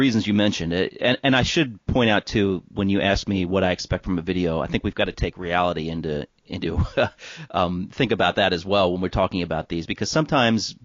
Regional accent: United States; I'm an American

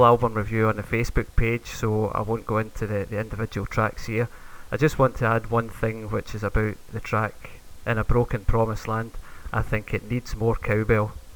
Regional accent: Glasgow, Scotland, United Kingdom; from Glasgow, Scotland.

